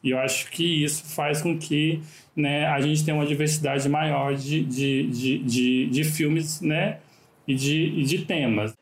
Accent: Catalão, Goiás, Brazil; moved away as an adult; also born or lived in Rio de Janeiro; eu nasci em Catalão, né? Eu morei lá até meus 26 anos de idade

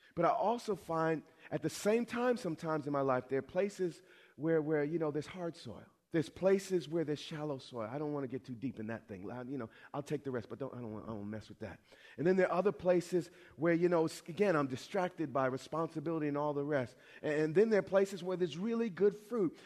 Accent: New York, United States; I'm from New York.

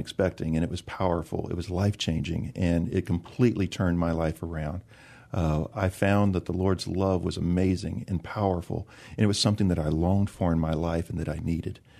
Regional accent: San Antonio, Texas, United States; I grew up in the South part of San Antonio between Bronach and Calaveras Lake off of one eighty-one.

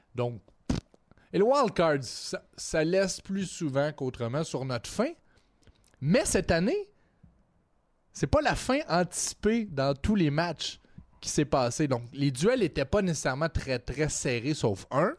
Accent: Trois-Rivières, Quebec, Canada; je viens de Trois-Rivières.

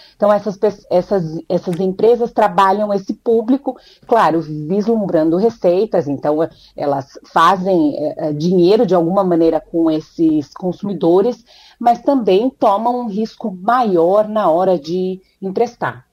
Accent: Brazil; now in United States; como boa brasileira

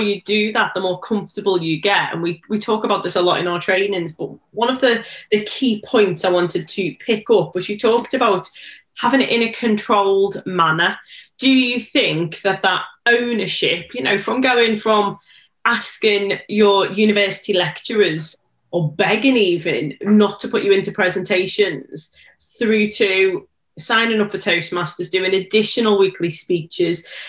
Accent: Liverpool, North West England, United Kingdom; I'm from Liverpool, it's such a Scouse thing to shorten the word.

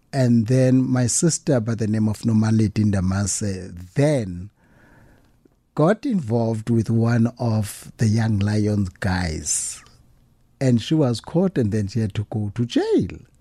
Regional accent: Pondoland, Eastern Cape, South Africa; I come from the Pondo land

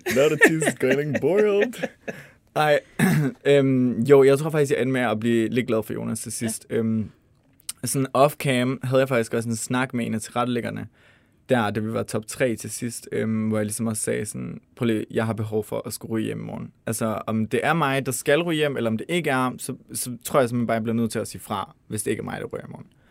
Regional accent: Denmark; vi som danskere

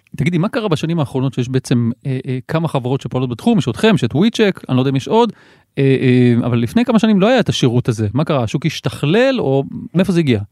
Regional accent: Givatayim, Tel Aviv District, Israel; אני יליד גבעתיים

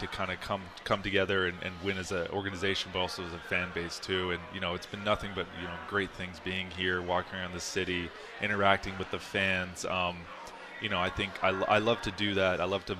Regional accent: Philadelphia, Pennsylvania, United States; I think growing up in Philly or coming up with Philly was really interesting. And, you know, it is a rich baseball culture there as well.

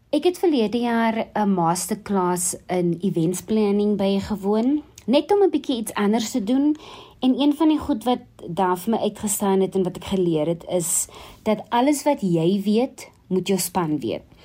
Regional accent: Worcester, Western Cape, South Africa; now in Johannesburg, South Africa; Ek is oorspronklik van Woester waar ek seker is dit vanaand baie baie warm is. Ek het my laerskoolloopbaan begin by Essen Park Primêre Skool

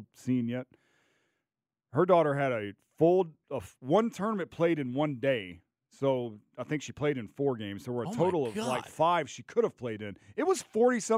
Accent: Bossier City, Louisiana, United States; born or raised there; moved away as an adult; also born or lived in Baton Rouge, Louisiana; now in Atlanta, United States

